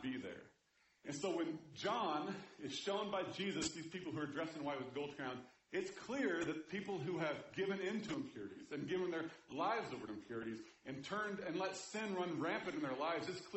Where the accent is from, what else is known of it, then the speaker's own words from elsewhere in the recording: Kansas City, Missouri, United States; I grew up in Kansas City